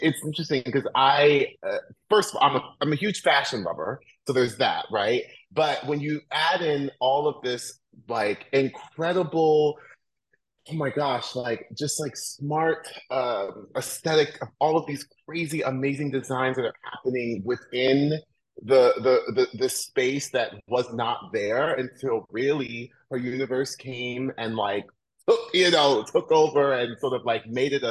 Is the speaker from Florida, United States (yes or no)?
yes; Orlando, Florida, United States; moved away; I grew up in Orlando, Florida